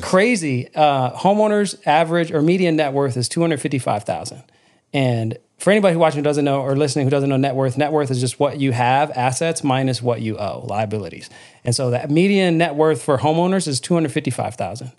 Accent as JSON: {"language": "English", "town": "Lansing", "region": "Michigan", "country": "United States", "tie": "born or raised there", "said": "I grew up in Michigan and, um, on the south side of Mich-, of Lansing, Michigan"}